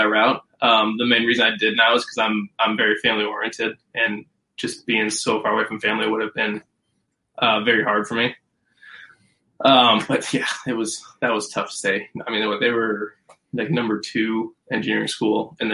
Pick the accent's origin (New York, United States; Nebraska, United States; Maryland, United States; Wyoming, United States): Nebraska, United States; growing up in Nebraska, especially with dad playing there, brother playing there